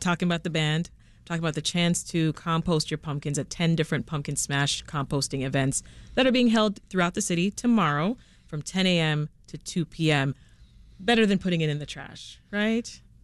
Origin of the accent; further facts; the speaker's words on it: Canada; now in Chicago, United States; I'm still Canadian, you know, all the way